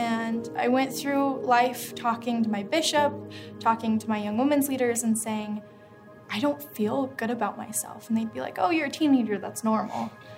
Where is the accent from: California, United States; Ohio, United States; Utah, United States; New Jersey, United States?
Utah, United States; And growing up in Utah, you know, the only thing I knew was Mormonism.